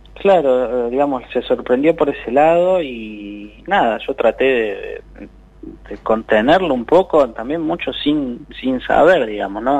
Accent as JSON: {"language": "Spanish", "region": "Buenos Aires", "country": "Argentina", "said": "nosotros somos, somos de Bajo Flores"}